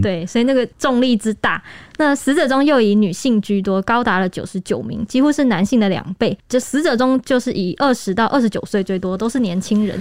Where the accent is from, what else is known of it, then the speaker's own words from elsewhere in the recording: Taiwan; 那个时候的人潮也是算是大开我们台湾人的眼界吧